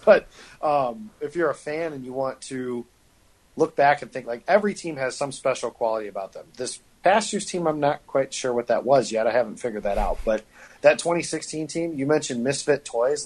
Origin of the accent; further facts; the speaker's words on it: Illinois, United States; I'm from Illinois